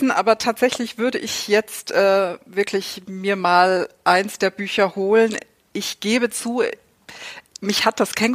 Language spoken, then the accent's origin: German; Saxony, Germany; moved away; Ich stamme ja ur ursprünglich aus Sachsen, bin hier vor knapp zehn Jahren hochgezogen in den Norden